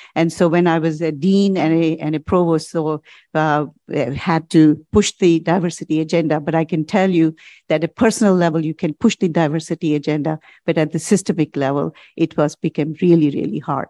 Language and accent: English; India; moved away as an adult; also born or lived in United States; now in Canada; As a graduate student, I came from India to study at the University of Chicago